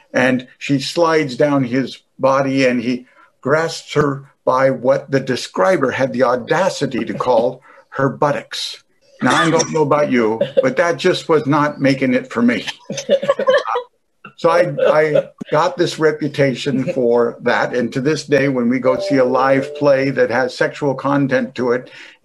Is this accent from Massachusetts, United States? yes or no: yes; Massachusetts, United States; I also have the opportunity, because I'm from Massachusetts and because I'm in the district of then Congressman Ed Markey, to be very involved in the advocacy side of audio description.